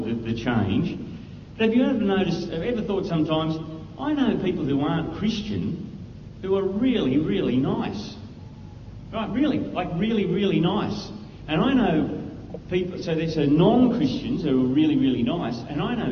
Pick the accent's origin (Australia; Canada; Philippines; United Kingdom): Australia; I'm an Aussie